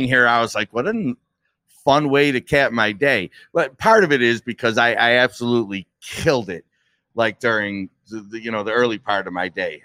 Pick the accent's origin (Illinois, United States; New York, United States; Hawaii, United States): New York, United States; Buffalo; also born or lived in Eden, New York; I went to Eden for a stretch in grammar school, but I was born on the West Side